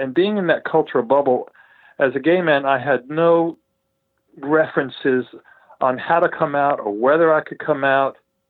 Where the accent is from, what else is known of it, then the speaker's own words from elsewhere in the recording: Texas, United States; also born or lived in Arkansas / Southern California / Louisiana; And so I was born in Arkansas, but we moved out to Southern California, and then we moved back to Louisiana, and then we moved to Texas, and Texas is where I went to high school and college.